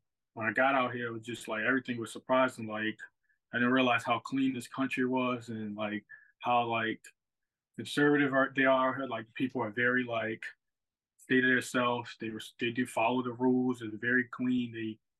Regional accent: United States; moved away as an adult; now in Japan; I'm American

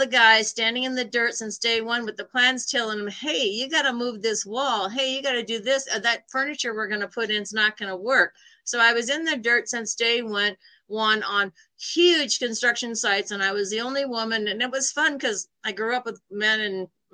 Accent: Iowa, United States; moved away; also born or lived in New York City; I'm from Iowa. I'm from a small town in Iowa.

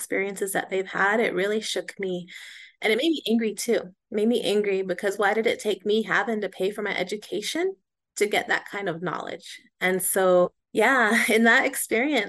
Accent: Pueblo of Laguna, New Mexico, United States; I am from the Pueblo of Laguna, which is about 45 miles west of Albuquerque

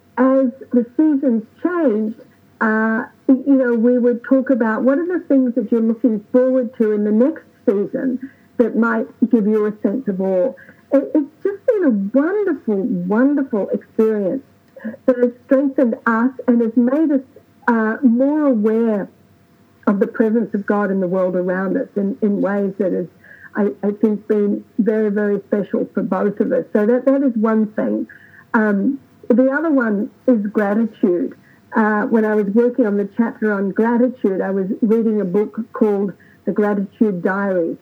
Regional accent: Australia; now in United States; growing up in Australia, where we don't have an equivalent to Thanksgiving

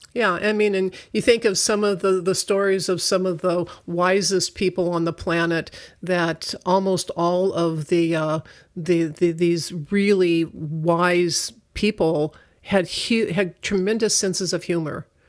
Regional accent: United States; I'm such an American, that's the only culture I know

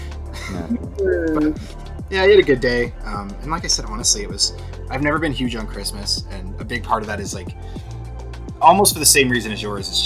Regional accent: Canada; as a Canadian

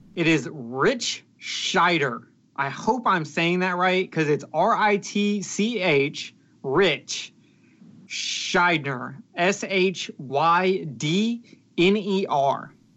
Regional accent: the South, United States; I'm from the South

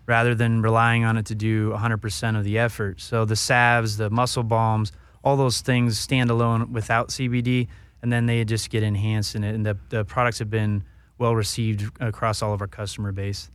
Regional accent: Northern California, United States; also born or lived in Colorado; Northern Cal, uh, most of my life, but born down here in Southern California until I was about five, and then, uh, spent most of my years up north

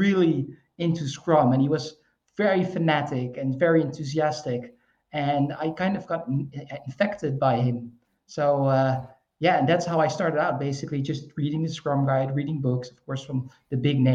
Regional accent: Netherlands; I'm from the Netherlands. We're kind of like wet swamp people

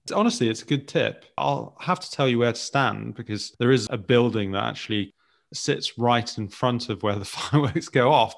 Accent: the Midlands, England, United Kingdom; moved away as an adult; now in London, United Kingdom; I was born in London, but grew up in the Midlands. I moved when I was about two years old

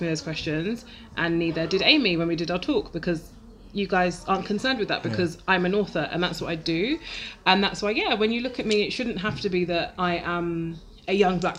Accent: London, United Kingdom; I'm from Lewisham.

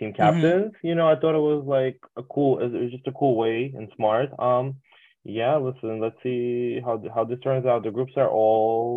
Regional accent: United States

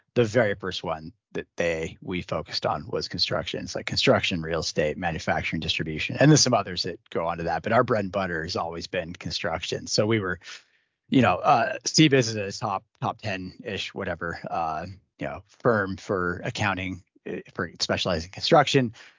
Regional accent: the Northwest, Pacific Northwest, United States; I grew up in the Northwest

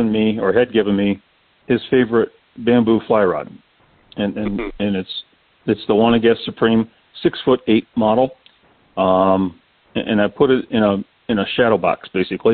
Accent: Michigan, United States; moved away as an adult; also born or lived in Florida; until I moved from Michigan to Florida, which was 1985

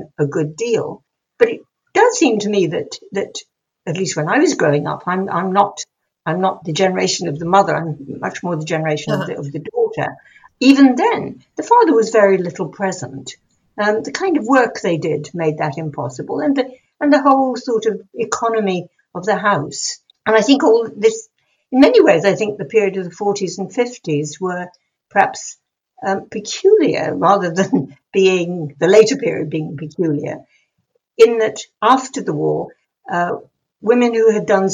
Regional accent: England, United Kingdom; being English

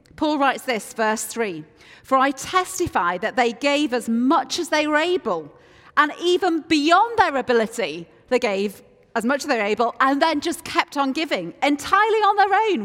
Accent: Yorkshire and the Humber, United Kingdom; I am from Yorkshire, and Yorkshire people are renowned for being reluctant to part with our cash

